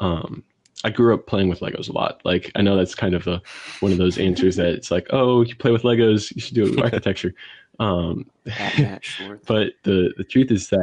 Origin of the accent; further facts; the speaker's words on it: St. Louis, Missouri, United States; I'm from St. Louis, Missouri